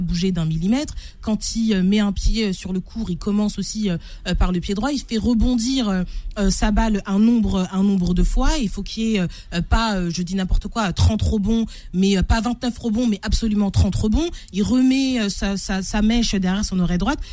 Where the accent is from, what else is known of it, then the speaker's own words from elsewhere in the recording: France; en tant que Français